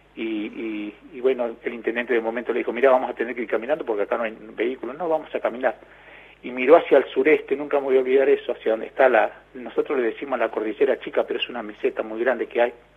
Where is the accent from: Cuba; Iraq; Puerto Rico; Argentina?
Argentina; Río Turbio, Santa Cruz; la radio de mi pueblo